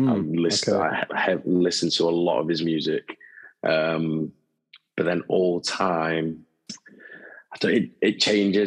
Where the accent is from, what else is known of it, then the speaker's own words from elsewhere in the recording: Hull, Yorkshire and the Humber, United Kingdom; moved away as an adult; now in Birmingham, United Kingdom; I'm from Hull originally.